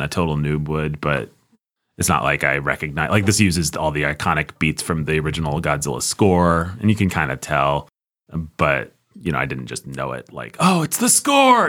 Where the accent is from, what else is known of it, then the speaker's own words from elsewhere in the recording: United States; I, as an American citizen